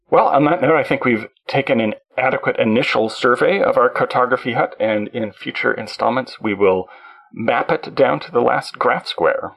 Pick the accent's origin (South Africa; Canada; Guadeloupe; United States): Canada; I being a Canadian.